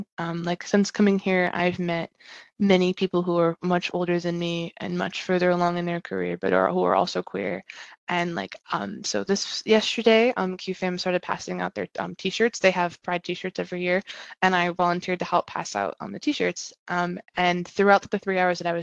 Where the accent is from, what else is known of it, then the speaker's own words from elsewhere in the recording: East Coast, United States; now in California, United States; I'm originally from the East Coast